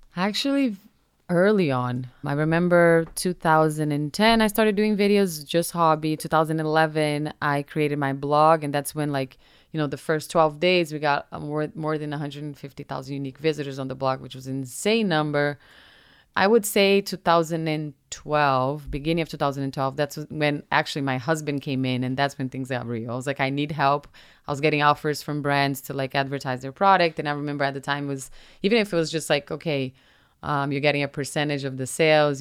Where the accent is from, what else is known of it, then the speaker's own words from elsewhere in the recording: Brazil; first language Portuguese; English is a second language; now in United States; I was raised in Brazil and I'm proud of my country